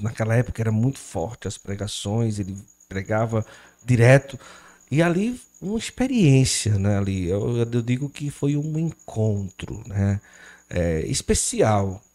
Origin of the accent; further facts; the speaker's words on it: Cariri region, Ceará, Brazil; also born or lived in Recife, Pernambuco; Eu sou de Recife, cheguei aqui na região do Cariri, eu tinha seis para sete anos